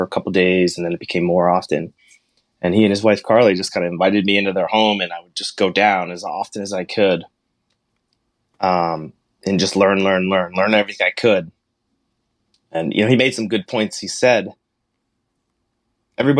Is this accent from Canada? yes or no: no; Hanover, New Hampshire, United States; moved away; also born or lived in Montclair, New Jersey; I grew up in Hanover, New Hampshire